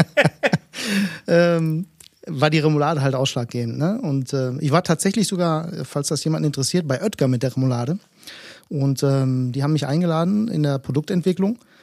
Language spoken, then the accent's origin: German; Bielefeld, North Rhine-Westphalia, Germany; Ich bin gebürtiger Bielefelder, äh, stamme allerdings, beziehungsweise meine Eltern stammen aus Griechenland